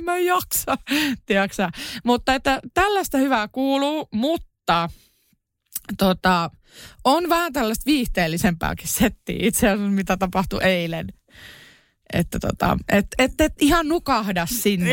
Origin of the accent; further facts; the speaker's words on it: Kerava, Uusimaa, Finland; mä oon Keravalta kotosi